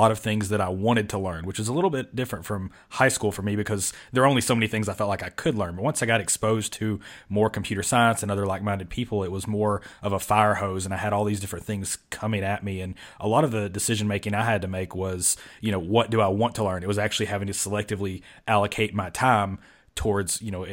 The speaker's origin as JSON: {"language": "English", "region": "Kentucky", "country": "United States", "tie": "born or raised there", "said": "where I grew up in Kentucky"}